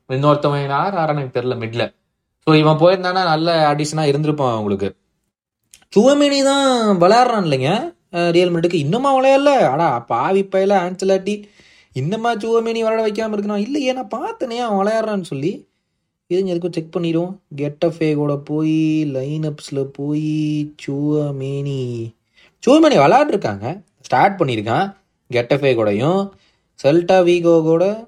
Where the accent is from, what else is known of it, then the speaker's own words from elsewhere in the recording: Erode, Tamil Nadu, India; moved away as an adult; also born or lived in Chennai; நான் வந்து ஈரோட்லேருந்து வரேன்